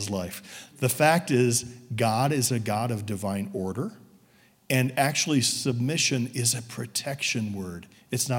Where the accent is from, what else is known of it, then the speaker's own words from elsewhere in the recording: suburban Chicago, Illinois, United States; I was raised in suburban Chicago in a Baptist church